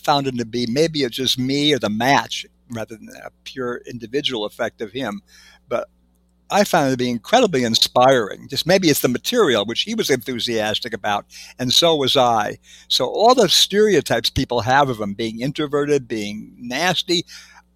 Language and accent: English; Villa Park, Illinois, United States; moved away as an adult; I grew up in Villa Park, Illinois, from ages 11 through 18